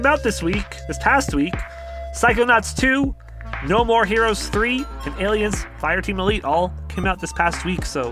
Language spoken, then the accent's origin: English; Canada; I'm from Canada